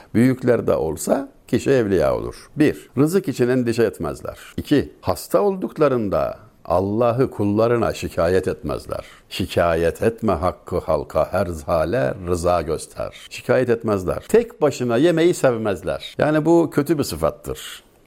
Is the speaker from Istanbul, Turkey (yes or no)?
no; Denizli, Turkey; Ben Denizli'liyim. Bizim oranın yatağın kasabası.